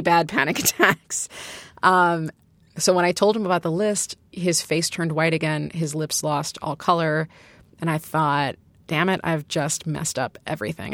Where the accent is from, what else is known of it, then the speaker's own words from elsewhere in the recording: Chicago, Illinois, United States; I'm from originally from Chicago